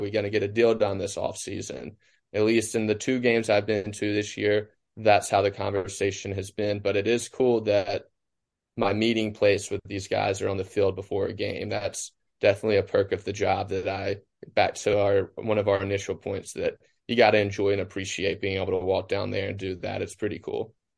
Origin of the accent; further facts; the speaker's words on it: Cleveland, Mississippi, United States; I was in Cleveland, my hometown, where Delta State is